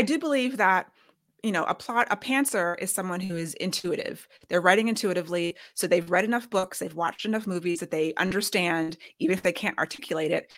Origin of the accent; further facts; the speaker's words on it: United States; we're both American, raised on Western storyteller